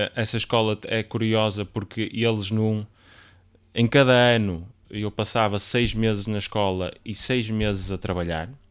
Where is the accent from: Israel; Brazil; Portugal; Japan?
Portugal; Guimarães, Norte; now in Amarante, Portugal; nasci em Guimarães e vivi grande parte de lá, grande parte, assim, até cerca dos 18, 9 anos foi onde vivi.